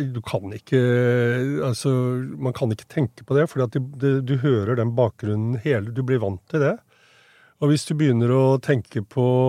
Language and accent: Norwegian; Norway; jeg vokste jo opp i Norge